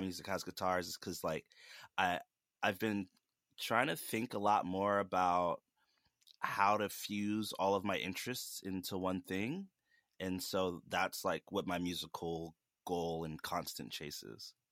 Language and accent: English; Charleston, South Carolina, United States; I'm from Charleston, South Carolina.